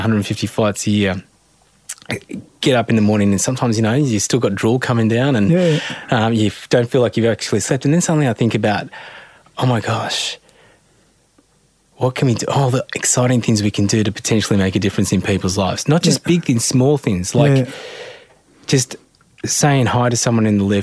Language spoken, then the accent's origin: English; Australia; I'm really proud and blessed to be an Australian, born and bred in Australia